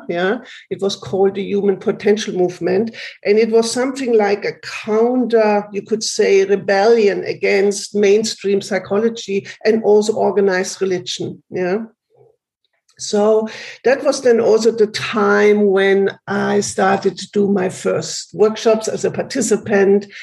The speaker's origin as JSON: {"language": "English", "country": "Germany", "tie": "born or raised there", "said": "I grew up in Germany."}